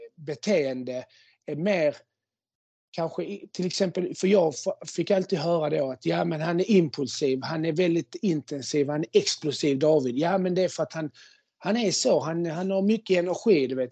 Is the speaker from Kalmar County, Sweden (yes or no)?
no; Malmö, Skåne, Sweden; first language Spanish and Swedish; jag är uppvuxen eh, i, i ett väldigt invandrartätt område i Malmö på eh, Holma, Kroksbäck